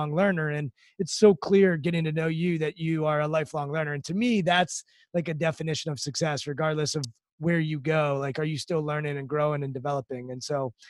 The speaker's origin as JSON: {"language": "English", "region": "Maryland outside DC", "country": "United States", "tie": "born or raised there", "said": "I grew up in Maryland outside DC"}